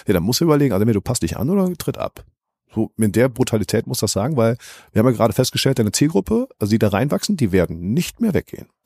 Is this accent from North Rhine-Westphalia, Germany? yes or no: yes; Cologne, North Rhine-Westphalia, Germany; Ja, das, ich vergleiche das immer als Kölner so sogar mit Karneval.